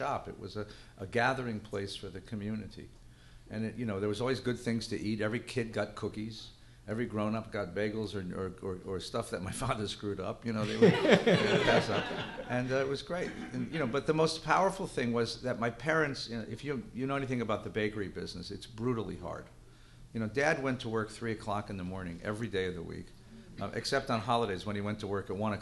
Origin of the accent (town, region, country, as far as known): Los Angeles, California, United States; born or raised there; also born or lived in New Jersey